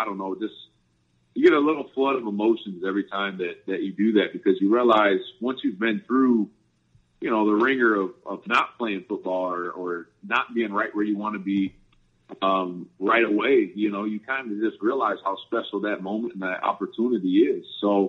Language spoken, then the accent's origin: English; United States; moved away as an adult; now in Canada; I'm still American.